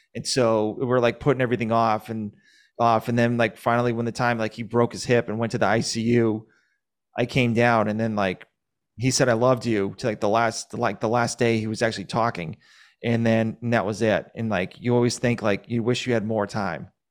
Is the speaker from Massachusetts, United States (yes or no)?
yes; Massachusetts, United States; now in Georgia, United States